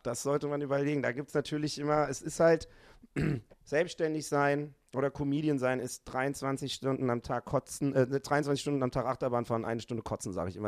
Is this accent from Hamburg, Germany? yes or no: yes; Hamburg, Germany; ich komme ja aus Hamburg